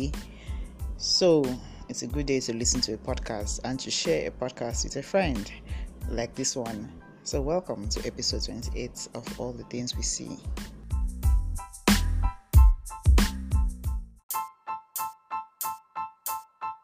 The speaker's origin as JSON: {"language": "English", "town": "Etinan", "region": "Akwa Ibom", "country": "Nigeria", "tie": "born or raised there", "also_born_or_lived": "Uyo, Nigeria", "moved": "as an adult", "lives_now": "Abuja, Nigeria", "said": "I grew up in Akwa Ibom State. I grew up in Etinan."}